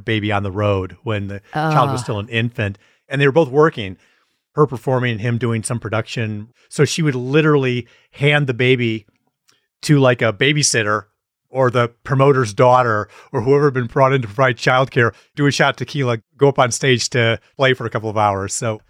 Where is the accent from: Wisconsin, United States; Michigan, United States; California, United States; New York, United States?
Wisconsin, United States; We're from Wisconsin.